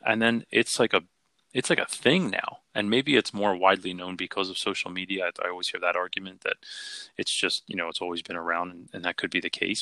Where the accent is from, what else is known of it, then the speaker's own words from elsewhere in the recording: Philadelphia, Pennsylvania, United States; I grew up in Philly